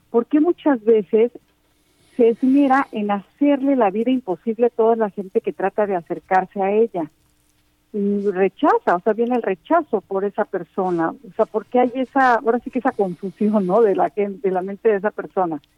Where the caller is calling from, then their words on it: Miami, Florida, United States; de Miami, Florida.